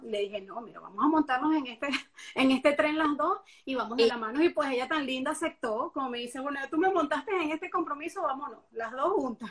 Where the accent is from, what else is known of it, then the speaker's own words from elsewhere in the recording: Venezuela; moved away as an adult; now in Miami, United States; mi país natal, Venezuela, yo no trabajaba nada de lo que estoy haciendo actualmente ahora en Miami